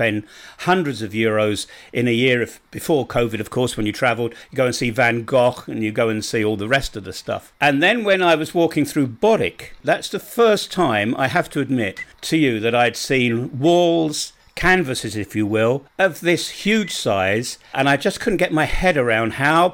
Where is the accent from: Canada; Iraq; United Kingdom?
United Kingdom; London; I was born in London. I've been living back in England now for decades